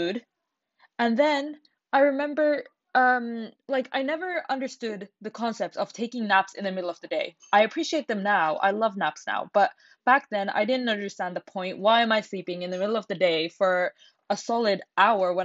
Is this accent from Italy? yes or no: no; Finland; I was born and raised in Finland. I have never lived anywhere else except Finland